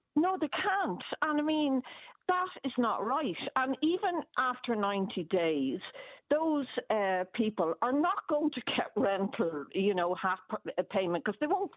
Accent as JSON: {"language": "English", "country": "Ireland", "said": "I was treated as an Irish citizen"}